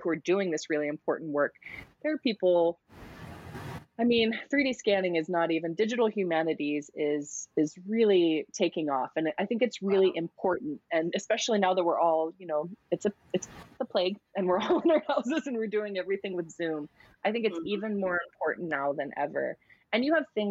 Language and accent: English; United States; I'm American.